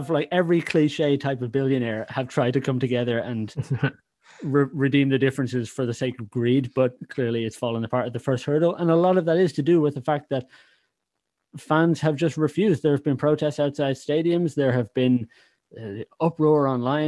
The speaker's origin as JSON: {"language": "English", "country": "Ireland", "said": "can detect my accent, know I'm not from Liverpool, I'm not English, I'm Irish"}